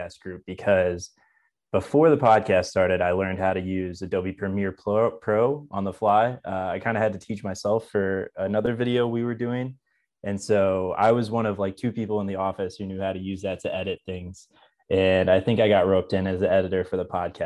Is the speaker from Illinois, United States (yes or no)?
yes; Champaign, Illinois, United States; also born or lived in Charleston, Illinois / Chicago, Illinois; now in Springfield, United States; I'm originally from Champaign, Illinois. I grew up in Central Illinois.